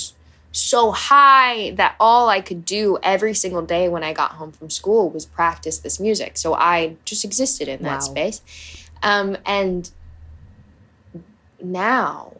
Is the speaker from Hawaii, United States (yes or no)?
yes; Hawaii, United States; I grew up in Hawaii.